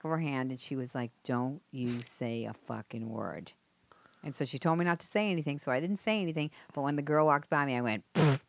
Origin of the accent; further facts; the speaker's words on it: Boston, Massachusetts, United States; moved away; I'm from Marblehead, right? Savin Hill, which is a neighborhood inside of Dorchester.